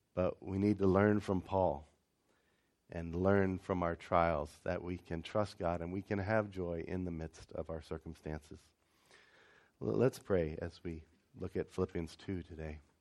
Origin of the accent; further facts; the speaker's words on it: Ohio, United States; I grew up in Ohio